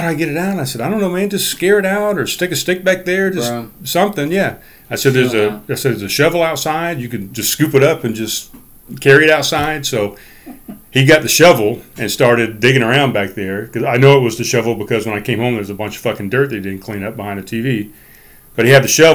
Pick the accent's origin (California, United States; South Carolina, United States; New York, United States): South Carolina, United States; North Charleston; I grew up in North Charleston